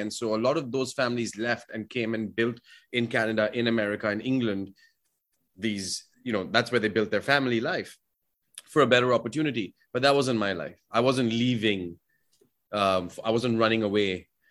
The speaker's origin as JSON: {"language": "English", "region": "Delhi", "country": "India", "tie": "born or raised there", "moved": "as an adult", "lives_now": "United States", "said": "I grew up in Delhi, so I grew up with a lot of people from Pakistan"}